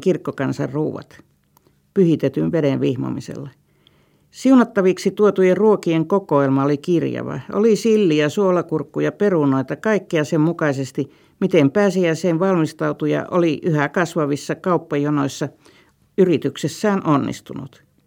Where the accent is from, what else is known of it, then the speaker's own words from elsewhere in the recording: Vyborg, Leningrad Oblast, Russia; moved away; Entisen kotikaupunkini Viipurin